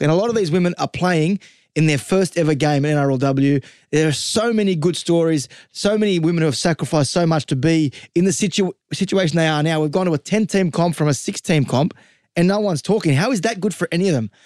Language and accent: English; the West, New South Wales, Australia; I'm from the West.